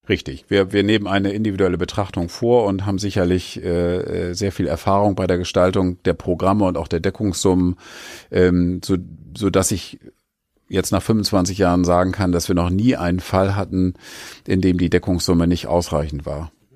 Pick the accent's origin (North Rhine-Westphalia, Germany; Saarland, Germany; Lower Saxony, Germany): Lower Saxony, Germany; Oldenburg; ich bin Oldenburger